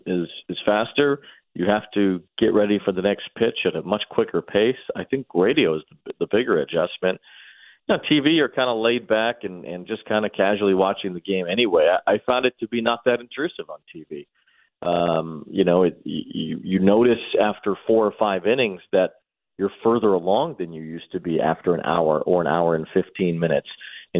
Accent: Chicago, Illinois, United States; growing up in Chicago

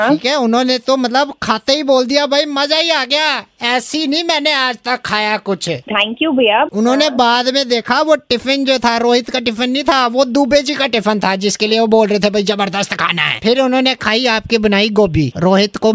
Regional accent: Jammu, Jammu and Kashmir, India; मैं ना इधर यहीं पे जम्मू का ही रहने वाला हूँ

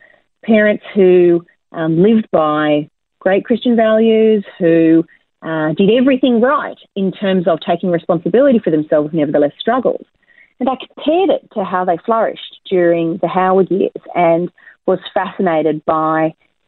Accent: Campbelltown, New South Wales, Australia; also born or lived in Liverpool, New South Wales; now in Brisbane, Australia; I was born in Liverpool in the southwestern suburbs of Sydney, and I grew up in Campbelltown

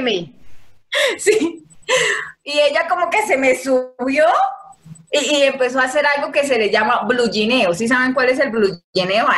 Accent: Yopal, Casanare, Colombia; Soy nacida y criada en Casanare, Yupal, Casanare

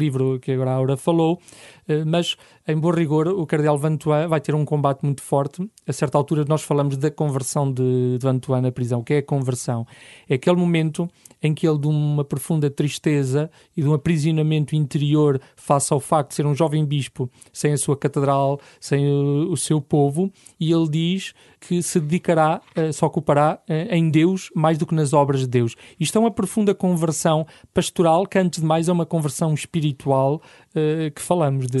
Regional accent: Lamego, Norte, Portugal; moved away as an adult; also born or lived in Lisbon / Caparica / Setúbal; Sou natural de Lamego, onde nasci e cresci aos pés da Senhora dos Remédios

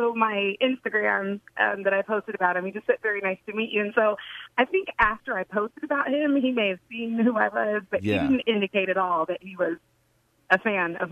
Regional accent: Sacramento, California, United States; now in Nashville, United States; I've been living in Nashville for longer than I was born and raised in Sacramento, California

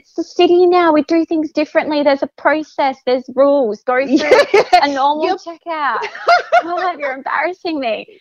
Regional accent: South Australia, Australia; also born or lived in Adelaide Hills; I grew up in Port Wollongong, which is sort of beach. It's a coastal area in South Australia and it's probably about an hour away from the city.

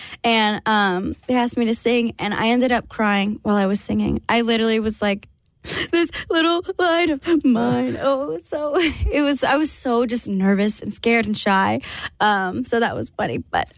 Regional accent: San Antonio, Texas, United States; But I grew up in San Antonio with my family. You know, most of my family was there.

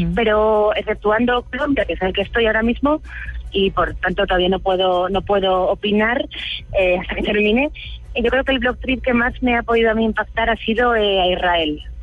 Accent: Spain; en España, que es de donde soy

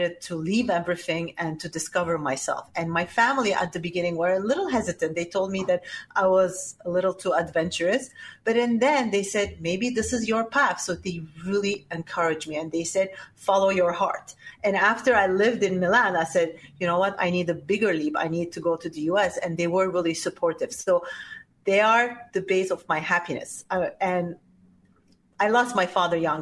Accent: Turkey; also born or lived in Lebanon / Switzerland / Italy; now in New York, United States; raised in Turkey

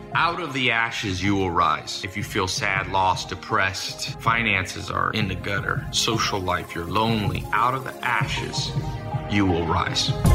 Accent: United States; I was born in America

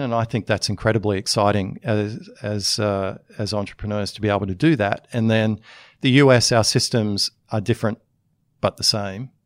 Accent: Australia; moved away as an adult; also born or lived in United States; as an Australian, I cared a lot about that enough to come back into the country

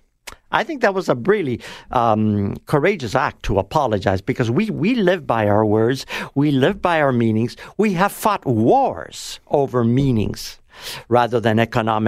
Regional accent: Toronto, Ontario, Canada; born or raised there; also born or lived in Italy

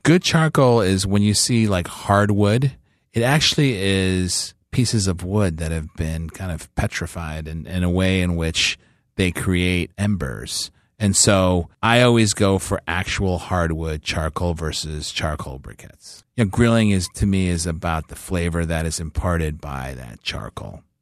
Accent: Chicago, Illinois, United States; moved away; I grew up in Chicago

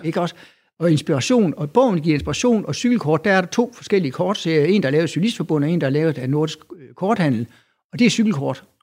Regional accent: Denmark; now in Aarhus, Denmark; jeg er jo jyde

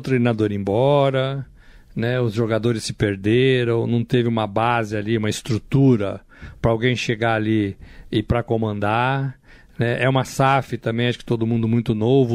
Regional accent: São Paulo, Brazil; Cresci em São Paulo, moro em São Paulo.

